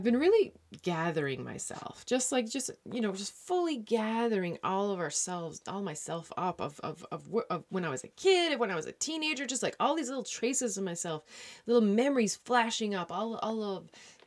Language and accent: English; Newfoundland and Labrador, Canada; moved away; I'm a Newfoundlander